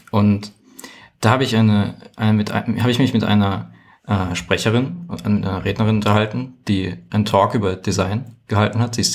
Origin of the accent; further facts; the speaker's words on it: Hesse, Germany; also ich komme ursprünglich aus Hessen und sie hat damals in London gearbeitet.